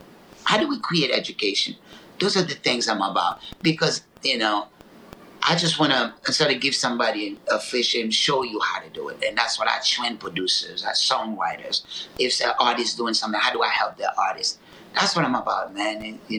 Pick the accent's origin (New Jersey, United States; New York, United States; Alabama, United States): New Jersey, United States; Newark; You know, I went to Essex County College in Newark. You know, I grew up in Newark, you know.